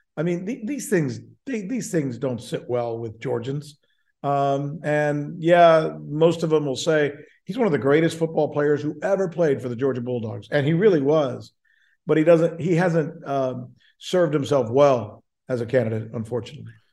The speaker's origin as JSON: {"language": "English", "country": "Cuba", "tie": "born or raised there", "also_born_or_lived": "Minnesota / Orlando", "moved": "yes", "said": "I grew up in Cuba, refugee, grew up super poor in a barrio."}